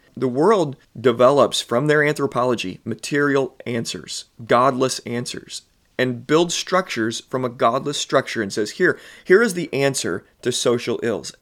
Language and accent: English; Southern Illinois, United States; I'm born and raised in Southern Illinois